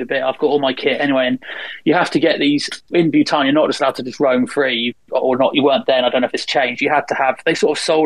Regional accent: England, United Kingdom; these sort of 19-year-old, 20-year-olds I was used to from England

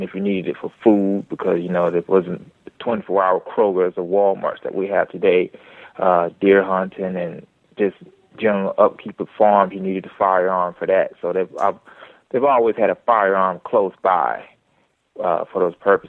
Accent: Georgia, United States; also born or lived in Midwest; I was born up in the Midwest, but I was raised in the South, Georgia

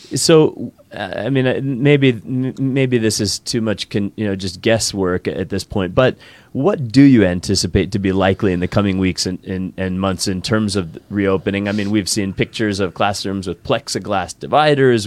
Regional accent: East Coast, United States; moved away; I grew up in the East Coast

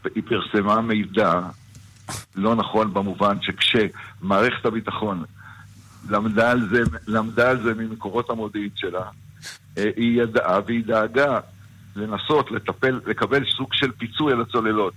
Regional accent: Northern District, Israel; אני גדלתי שם.

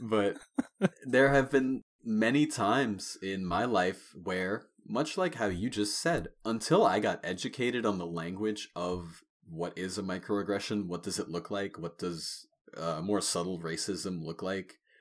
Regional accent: Long Island, New York, United States; I grew up on Long Island, New York

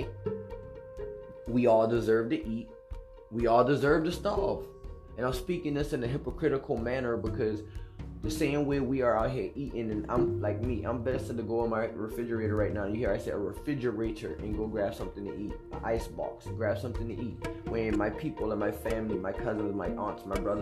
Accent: United States; I'm an American

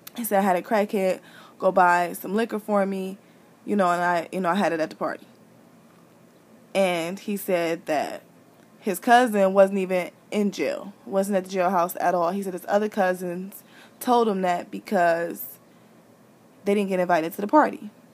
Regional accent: Midwest, United States; I'm from the Midwest

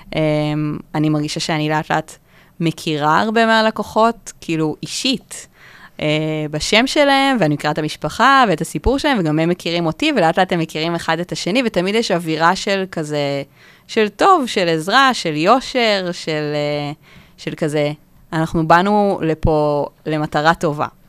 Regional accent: Kfar Saba, Central District, Israel; now in Tel Aviv, Israel; במקור אני מכפר סבא.

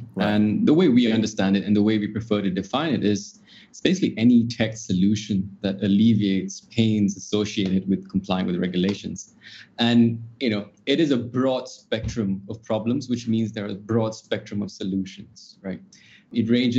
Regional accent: Singapore; also born or lived in Australia; I'm a Singaporean, trained as a solicitor in Australia

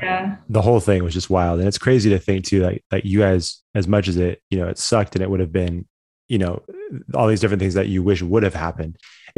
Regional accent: Orangeville, Ontario, Canada; growing up in Orangeville, like I've done plenty of like Saturday morning, Sunday morning workouts at Cass's track.

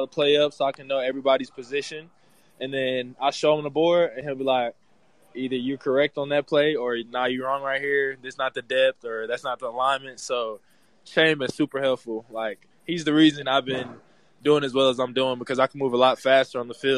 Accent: Philadelphia, Pennsylvania, United States; moved away; So I'm from Philly, and I was a huge Eagles fan when he was there. I moved to Texas. I was the only Eagles fan, you know, in cowboy country.

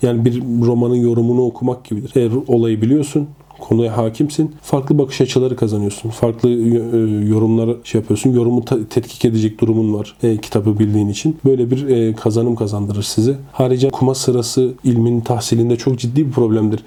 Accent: Ankara, Turkey; also born or lived in Konya; Ankara doğumluyum.

